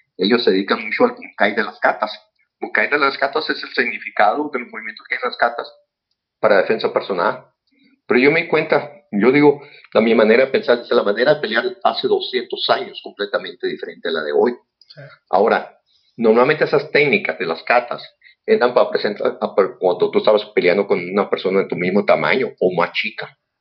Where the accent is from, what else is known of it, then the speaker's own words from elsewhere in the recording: San Luis Río Colorado, Sonora, Mexico; Yo empecé en las artes marciales en San Luis Colorado, Sonora. Ahí nací. Soy originario de San Luis.